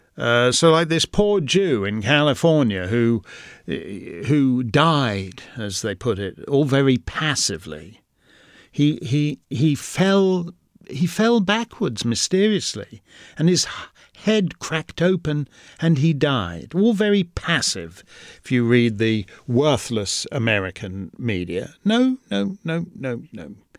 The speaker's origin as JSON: {"language": "English", "country": "Canada", "said": "the Canadian, uh, human rights apparatus in my own country"}